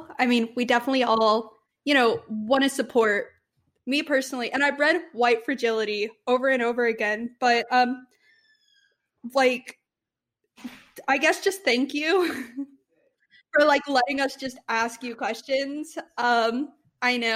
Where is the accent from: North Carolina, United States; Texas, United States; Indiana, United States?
Texas, United States; we're from Texas